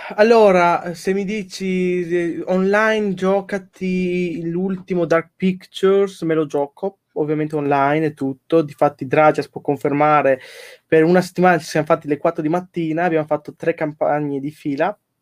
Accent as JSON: {"language": "Italian", "country": "Poland"}